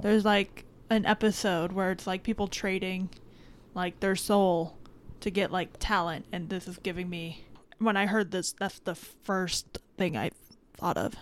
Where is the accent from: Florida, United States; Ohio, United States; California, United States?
Florida, United States; Miami; I am from the Miami area.